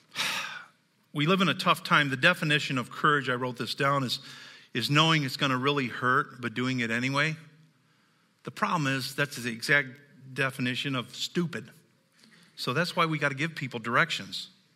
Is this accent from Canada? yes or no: no; the South, United States; I'm from the South. I'm a hillbilly.